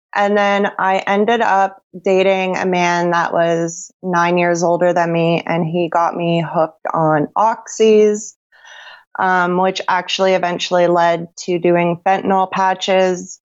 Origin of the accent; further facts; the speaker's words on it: Sarnia, Ontario, Canada; I'm from Sarnia, Ontario, Canada.